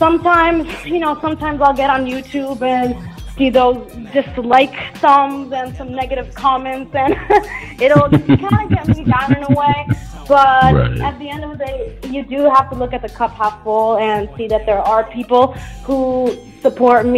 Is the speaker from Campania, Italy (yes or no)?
yes; Naples, Campania, Italy; It's exactly my hometown. I'm from Naples, Italy.